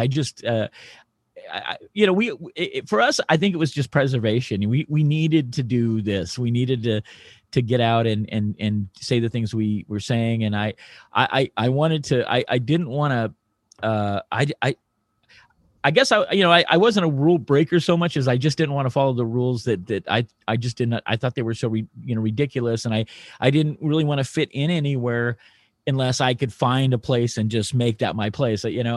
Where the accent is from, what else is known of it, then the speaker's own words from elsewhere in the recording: Reno, Nevada, United States; growing up in Reno, Nevada, being kind of a rock and roll, hard, hard rock, heavy metal kid